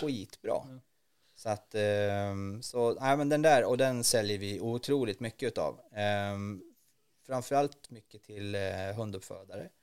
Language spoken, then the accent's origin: Swedish; Norrland, Sweden; uppe på, eh, i Norrland där jag kommer ifrån